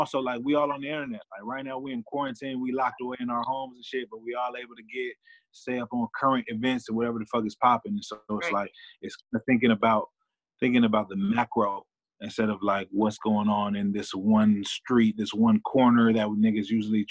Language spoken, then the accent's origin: English; Los Angeles, California, United States; also born or lived in Inglewood / Compton / Venice; I'm from the Mer Park, so like that's really where I rep